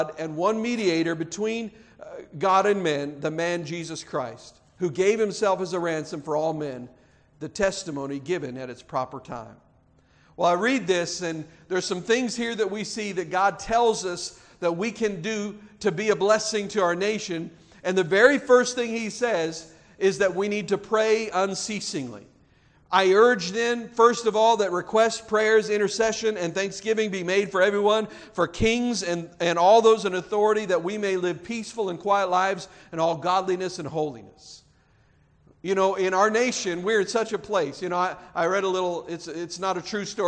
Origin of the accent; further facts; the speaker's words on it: United States; We are blessed to have been born and raised in the United States of America